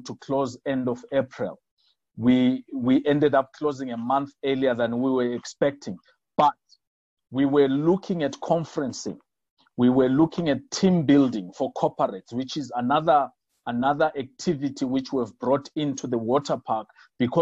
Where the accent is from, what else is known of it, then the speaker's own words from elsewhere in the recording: South Africa; for us as South Africans in Africa